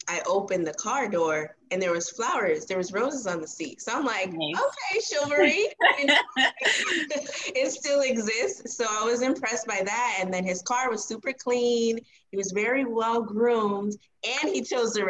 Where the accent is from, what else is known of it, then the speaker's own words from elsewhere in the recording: Miami, Florida, United States; I am born and raised in Miami. I have never left here